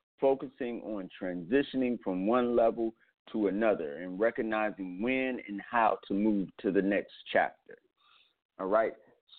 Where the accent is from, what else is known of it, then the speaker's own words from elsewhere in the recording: Cleveland, Ohio, United States; also born or lived in Atlanta, United States / New York City, United States; Yeah, I'm from Cleveland, Ohio, by way of Atlanta, Georgia, by way of Harlem, New York.